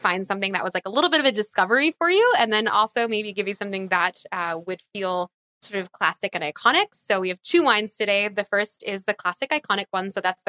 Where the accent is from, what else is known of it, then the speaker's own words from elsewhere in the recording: outside of Philadelphia, Pennsylvania, United States; growing up outside of Philadelphia.